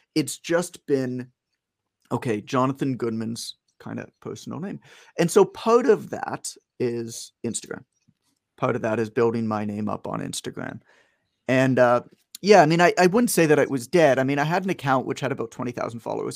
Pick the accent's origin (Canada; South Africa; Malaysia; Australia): Canada; I'm from Canada, uh, but I'm in the U S right now.